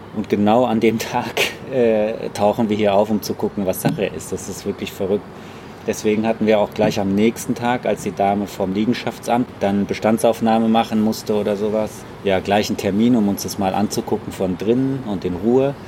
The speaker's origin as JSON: {"language": "German", "town": "Frankfurt", "region": "Hesse", "country": "Germany", "tie": "born or raised there", "said": "Ich bin in der Löwengrasse groß geworden, also es ist wirklich äh, ja, mein Stadtteil"}